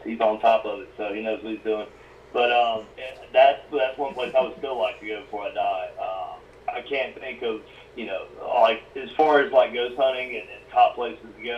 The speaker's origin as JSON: {"language": "English", "region": "South Carolina", "country": "United States", "said": "For somebody from South Carolina"}